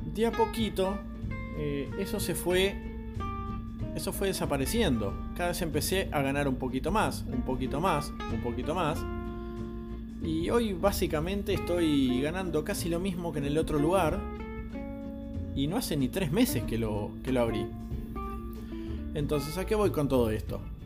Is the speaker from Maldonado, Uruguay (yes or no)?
no; Montevideo, Uruguay; Tengo 41 años, soy de Montevideo, Uruguay